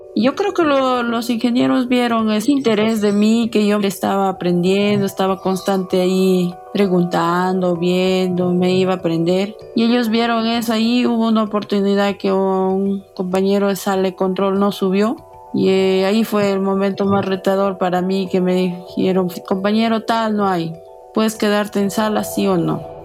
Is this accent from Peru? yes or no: yes; Hualgayoc, Cajamarca, Peru; mi pueblo, mi pueblo es chico, Hualgayoc, nos conocemos